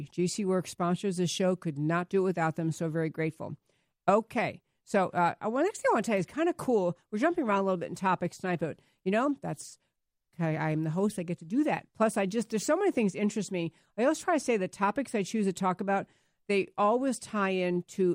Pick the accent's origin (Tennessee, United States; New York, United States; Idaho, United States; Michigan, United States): New York, United States; also born or lived in San Diego, California; now in Texas, United States; I grew up in New York